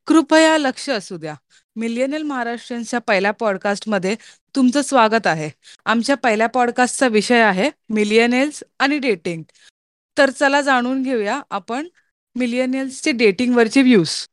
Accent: Mumbai, Maharashtra, India; मी मुंबईकर आहे

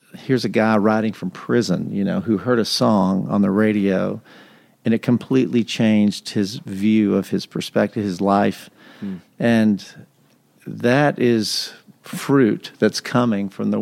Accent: West Texas, United States; now in Nashville, United States; I grew up in West Texas in a tiny Pentecostal church tiny like 60 people

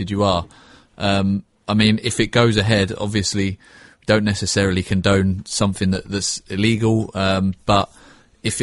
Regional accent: Cambridge, East of England, United Kingdom; moved away as an adult; now in London, United Kingdom; I grew up in Cambridge

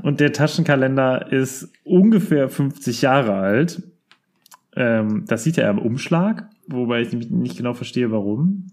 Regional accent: Rödermark, Hesse, Germany; wir kommen ja aus Rödermark. Und bei uns gab es mal, ähm, eine Kinderspielstadt

